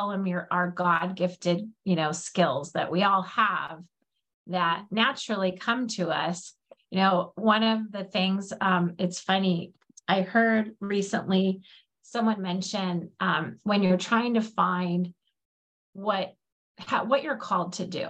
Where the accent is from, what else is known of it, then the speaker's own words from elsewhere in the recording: Alaska, United States; I grew up in Alaska